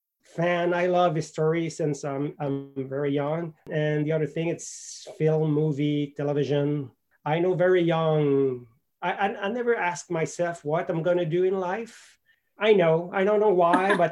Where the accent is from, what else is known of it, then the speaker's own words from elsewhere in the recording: Quebec City, Quebec, Canada; English is a second language; moved away as an adult; also born or lived in Ottawa, Ontario / Montreal, Quebec; If you ask me where I'm from, I'm probably going to tell you Quebec City